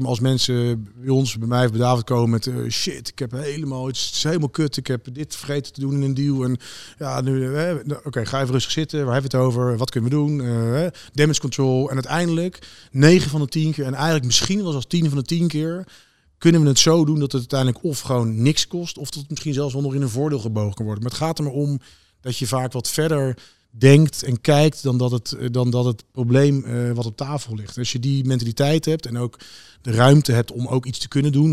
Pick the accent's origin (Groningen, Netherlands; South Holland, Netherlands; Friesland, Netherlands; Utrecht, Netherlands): South Holland, Netherlands; Wassenaar; ik ben opgegroeid in Wassenaar